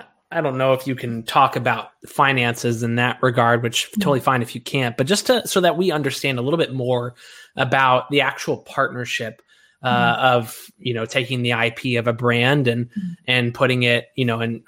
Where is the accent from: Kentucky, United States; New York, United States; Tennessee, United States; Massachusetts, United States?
Kentucky, United States; I'm from Kentucky